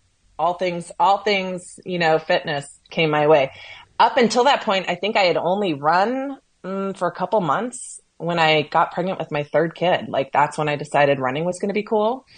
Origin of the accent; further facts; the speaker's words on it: Chicago, Illinois, United States; accent: Chicago; also born or lived in San Francisco, California / Las Vegas, Nevada; now in Seattle, United States; I grew up kind of between San Francisco and Chicago. My dad was transferred back and forth. So I think my years were kind of split between California and Illinois. But I went to high school in the Chicago area